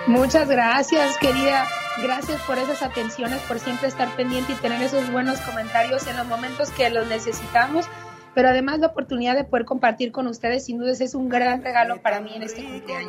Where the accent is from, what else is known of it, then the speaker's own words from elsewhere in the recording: Sonora, Mexico; now in United States; Sonorenses hasta el final, queridos paisanos